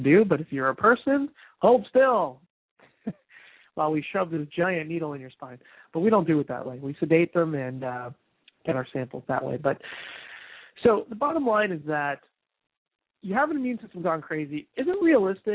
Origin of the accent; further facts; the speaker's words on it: New Jersey, United States; I'm from New Jersey